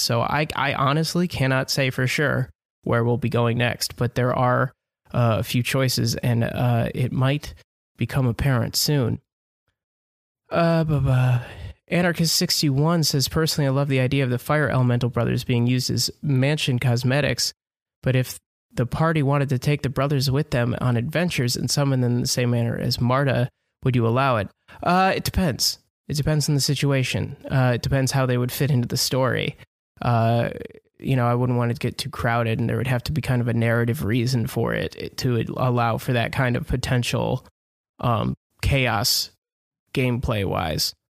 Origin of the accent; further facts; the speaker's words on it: Southeast Michigan, United States; moved away; my hometown in Southeast Michigan